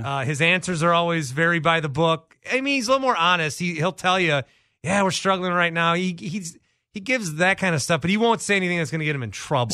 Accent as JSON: {"language": "English", "region": "Wisconsin", "country": "United States", "tie": "born or raised there", "said": "I grew up in Wisconsin. I've got a accent of sorts"}